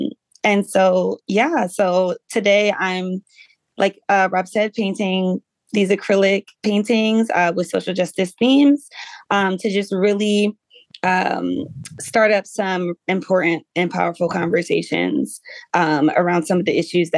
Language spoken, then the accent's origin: English; Willingboro, New Jersey, United States; also born or lived in Atlanta, Georgia; I grew up in a small town in New Jersey called Willingboro, New Jersey. And I always say that Willingboro is an extremely unique town because it is a majority Black suburb.